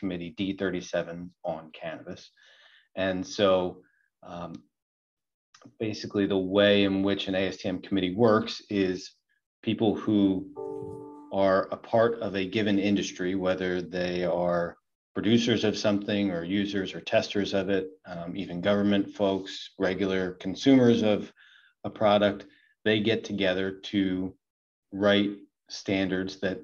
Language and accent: English; Southeast Pennsylvania, United States; I grew up in Southeast Pennsylvania